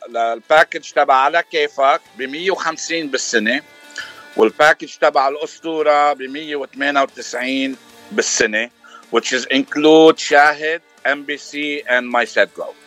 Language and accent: Arabic; Lebanon; now in New Jersey, United States; انا صار لي من سنه 86 ومن لبنان